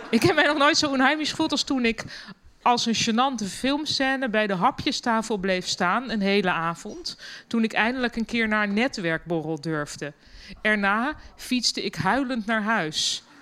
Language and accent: Dutch; Germany; Dutch is a second language; now in Netherlands; En ik als Duitse, omgeven door alleen maar Nederlanders, niet durfde te juichen.